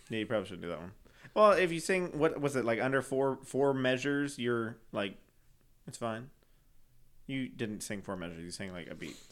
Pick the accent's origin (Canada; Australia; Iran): Canada; moved away; I'm from Canada.